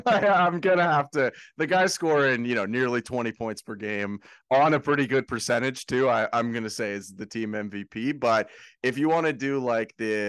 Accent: Canada; I'm Canadian.

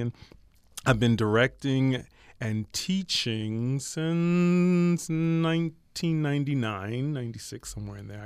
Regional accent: Philadelphia, Pennsylvania, United States; moved away as an adult; also born or lived in New York / Pearl Harbor; I'm originally from Philadelphia

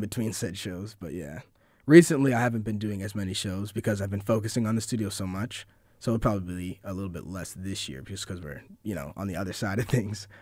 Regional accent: Syracuse, New York, United States; I was born in Syracuse, and, uh, I went to J D High School for two years

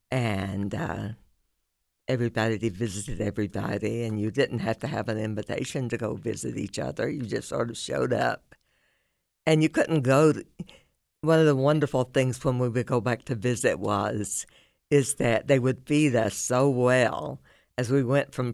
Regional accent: Kentucky, United States; also born or lived in West Virginia / Florida; I am from Eastern Kentucky, and it's always meant a great deal to me. And I moved around a lot.

